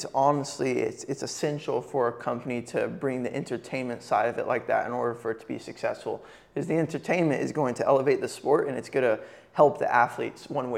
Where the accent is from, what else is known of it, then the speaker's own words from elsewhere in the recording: Texas, United States; I'm from Texas in America.